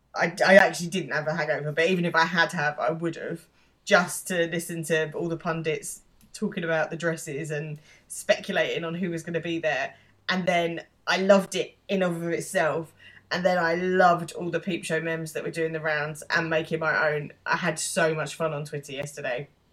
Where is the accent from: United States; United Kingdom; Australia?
United Kingdom; being British